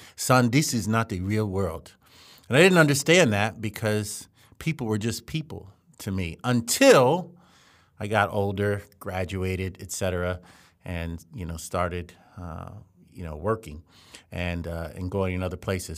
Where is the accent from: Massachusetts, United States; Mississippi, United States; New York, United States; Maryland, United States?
Maryland, United States; Columbia; we grew up in Columbia, Maryland, which is a planned community